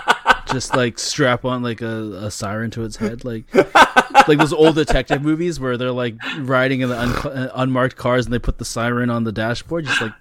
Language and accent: English; Canada; As a Canadian